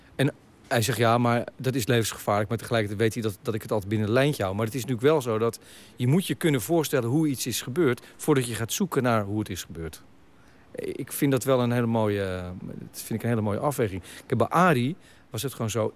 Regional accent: Hillegom, South Holland, Netherlands; ik ben opgegroeid in Hillegom

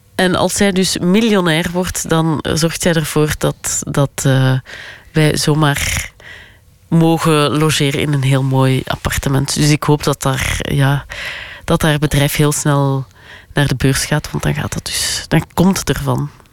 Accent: Flanders, Belgium; als Vlamingen

